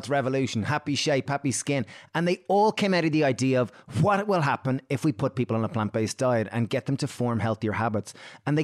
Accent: Ireland; we grew up in Catholic Ireland

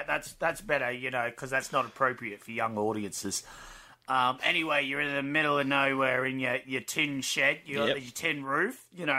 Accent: Australia; accent: Australian; We're Australian!

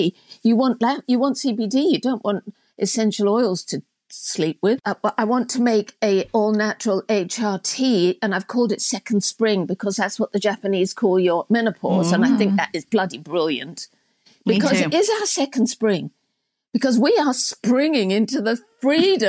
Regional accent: England, United Kingdom; moved away as an adult; also born or lived in United States; growing up in England in the 50s

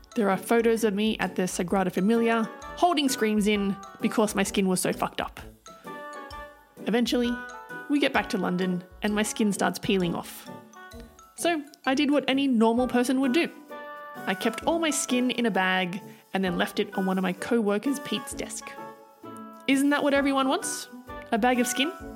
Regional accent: Australia; growing up in Australia in the 80s

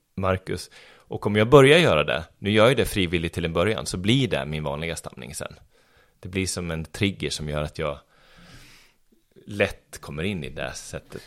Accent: Arboga, Västmanland, Sweden; moved away as an adult; also born or lived in Stockholm; now in Örebro, Sweden; jag kommer från Arboga. Som ligger bara 4-5 mil härifrån. Så där, där tillbringade jag mina 19 första år i livet.

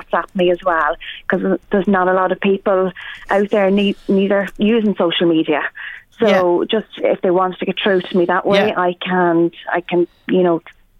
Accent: Drogheda, Leinster, Ireland; now in Tullyallen, Ireland; I'm based in Tully Allen, so I'm originally from Drogheda but based in Tully Allen.

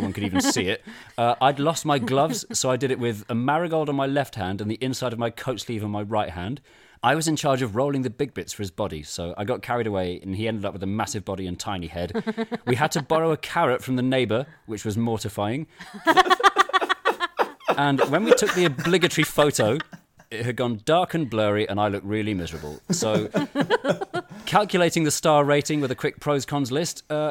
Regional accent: London, United Kingdom; I was born in 1984 in London

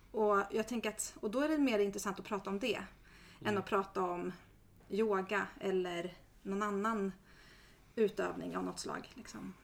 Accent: Järna, Stockholm County, Sweden; Jag är uppvuxen i Järna och mina föräldrar är missionärer

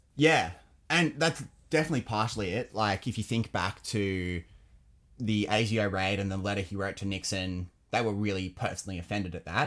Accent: United Kingdom; now in Australia; I was born in Britain. I'm, I'm a Brit.

